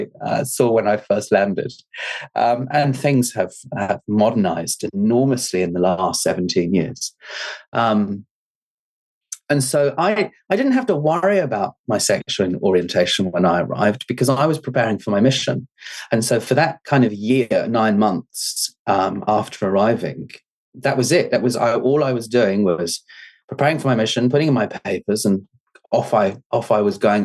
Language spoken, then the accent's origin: English; England, United Kingdom; moved away as an adult; now in New Zealand; we moved out here from England to New Zealand when I was 18